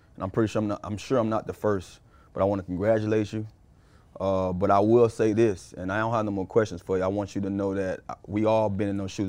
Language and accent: English; Miami, Florida, United States; also born or lived in Carol City, Miami; I grew up, I was born and raised in Liberty City